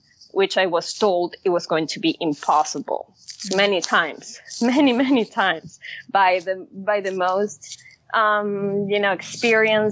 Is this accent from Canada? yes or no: no; Caracas, Capital District, Venezuela; moved away; I grew up in Caracas, Venezuela.